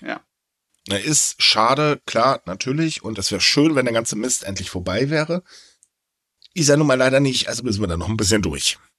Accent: North Rhine-Westphalia, Germany; bei uns in NRW

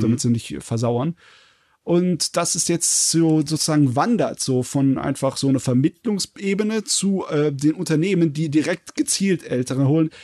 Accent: Southern Germany, Germany; ich als Süddeutscher

